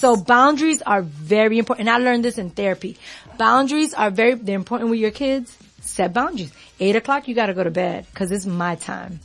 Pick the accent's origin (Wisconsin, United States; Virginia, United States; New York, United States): New York, United States; I'm from New York